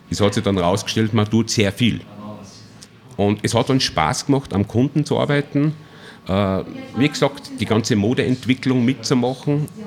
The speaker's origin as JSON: {"language": "German", "town": "Obertrum", "region": "Salzburg", "country": "Austria", "said": "Du, ich bin ein Salzburger, komme aus Obertrum. Also liegt sehr nahe, 20 Minuten"}